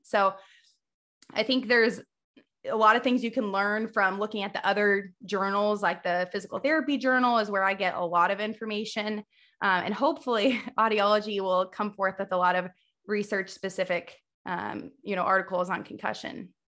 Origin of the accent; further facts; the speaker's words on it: Missouri, United States; I'm originally from Missouri. I obviously live in Missouri now